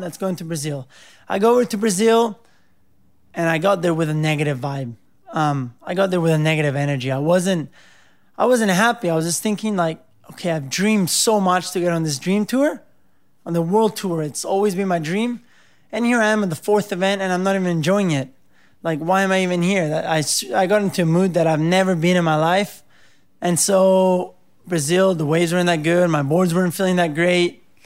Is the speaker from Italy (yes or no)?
yes; Cerveteri, Lazio, Italy; also born or lived in Rome; I was born in Rome, and I, uh, grew up right outside Rome in a little town called Cerveteri